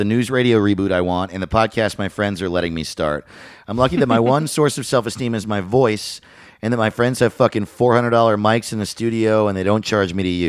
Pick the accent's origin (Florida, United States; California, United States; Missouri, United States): Missouri, United States; Lake Tapawingo; I'm from Lake Tappawingo.